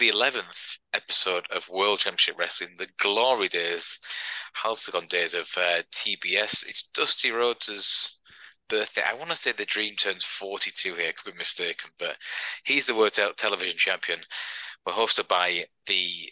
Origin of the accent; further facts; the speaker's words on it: United Kingdom; we're British